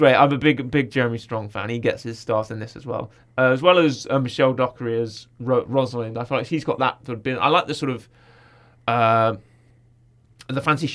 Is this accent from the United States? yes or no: no; United Kingdom; as we call them in the UK